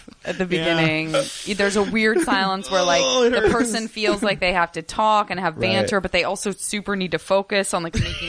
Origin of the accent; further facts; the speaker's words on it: West Coast, United States; I'm from the West Coast